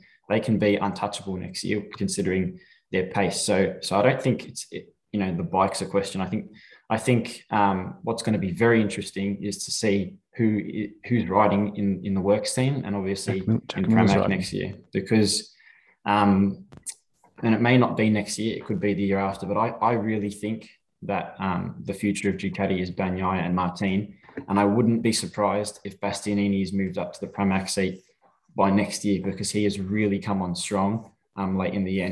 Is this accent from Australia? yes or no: yes; Australia; being Australian